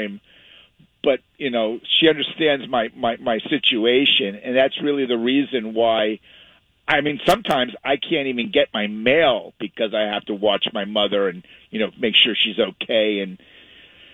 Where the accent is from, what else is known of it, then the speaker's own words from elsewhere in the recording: the Hamptons, Long Island, New York, United States; moved away as an adult; now in California, United States; I'm from Long Island. I grew up in the Hamptons in the East Coast. I'm a New York guy